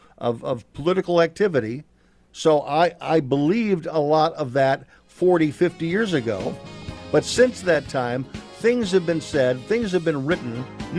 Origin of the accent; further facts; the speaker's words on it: Chicago, Illinois, United States; I'm from Chicago